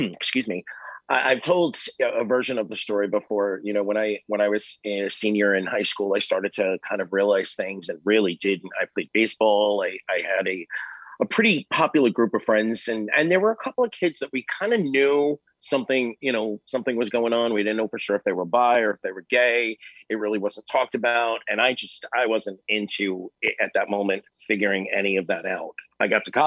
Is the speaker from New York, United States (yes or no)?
yes; New York, United States; growing up in New York